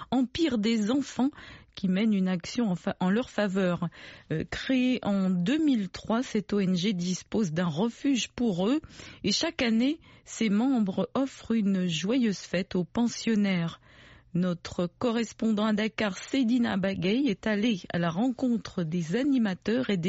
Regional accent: Guinea-Bissau; Je suis de la Guinée-Bissau.

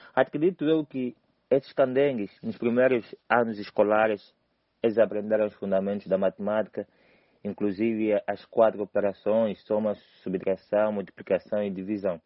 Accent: Cazenga, Luanda Province, Angola; escolhi o Kazenga porque é lá onde eu nasci, é lá onde eu cresci

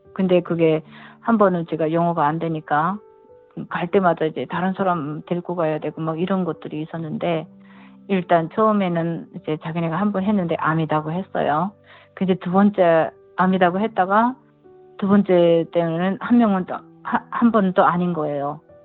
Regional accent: North Korea; moved away as an adult; now in California, United States; 제가 탈북자고

